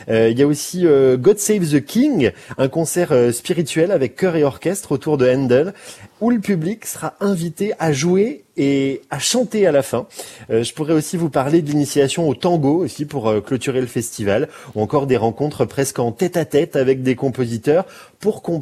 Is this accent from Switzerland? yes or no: no; Besançon, Bourgogne-Franche-Comté, France; généralement quand je dis que je viens de Besançon, on me répond ah oui Brégançon